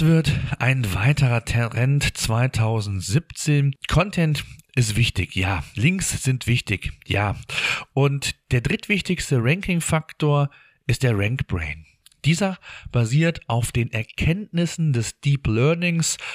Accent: Germany; bei uns in Deutschland

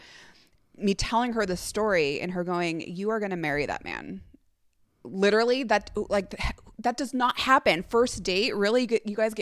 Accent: Sacramento, California, United States; our hometown, Sacramento, well, I guess my hometown

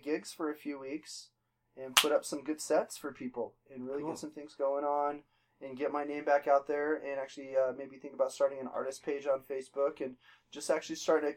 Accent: Colorado Springs, Colorado, United States; I was actually born at the Air Force Academy Hospital in Colorado Springs. Born and raised in Colorado Springs

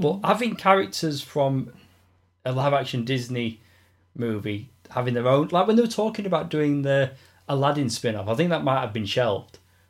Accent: United Kingdom; I'm more of a Marmite guy, being British.

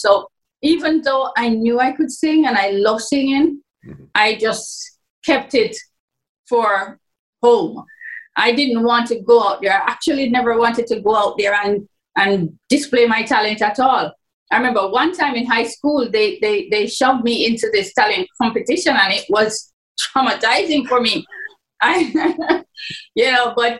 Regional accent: Jamaica; born or raised there

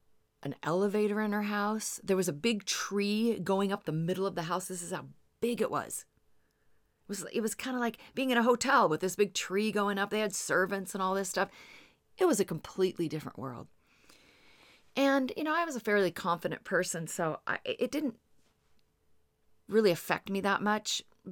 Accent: Seattle, Washington, United States; I'm from the Seattle area, and there was this neighborhood called the Highlands.

